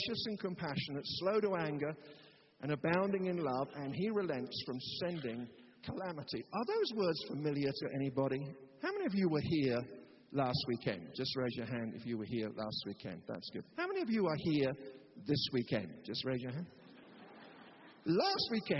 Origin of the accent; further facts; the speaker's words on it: United Kingdom; of course I'm a Christian. I'm British.